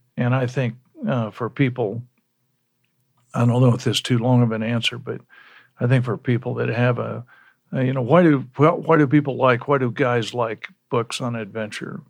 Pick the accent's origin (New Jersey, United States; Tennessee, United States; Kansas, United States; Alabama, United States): Kansas, United States; Lawrence; I was born in Lawrence. Uh, my dad was a KU, was a professor